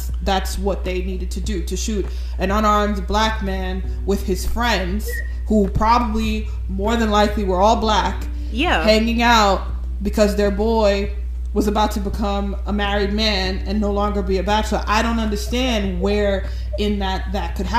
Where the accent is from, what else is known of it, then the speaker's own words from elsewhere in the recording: New York, United States; we're all from New York